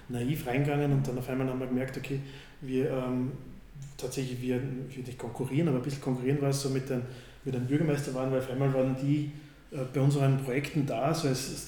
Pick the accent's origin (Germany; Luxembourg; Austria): Austria; Strengberg, Lower Austria; trotzdem in so einem Dorf, so wie Strengberg, wo ich aufgewachsen bin, äh, auch jetzt einmal so von außen wieder hinzukommen